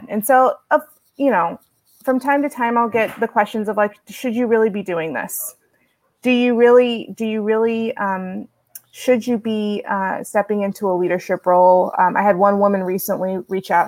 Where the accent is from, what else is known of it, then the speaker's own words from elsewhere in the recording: Houston, Texas, United States; I grew up in Houston, Texas, raised in the Black Baptist Church